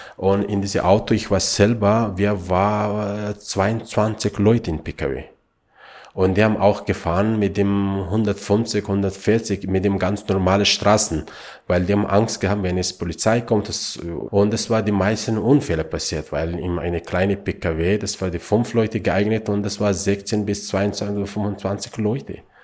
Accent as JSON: {"language": "German", "country": "Afghanistan", "tie": "born or raised there", "second_language": "German", "moved": "yes", "lives_now": "Austria", "said": "ich bin in Afghanistan geboren bin"}